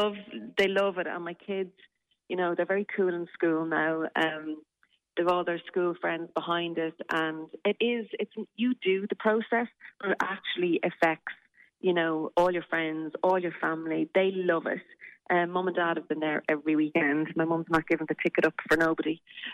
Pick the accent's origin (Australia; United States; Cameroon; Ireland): Ireland; Newbridge, Leinster; but there was nowhere in Newbridge. I grew up in Kildare that, you know, you could go and do those classes.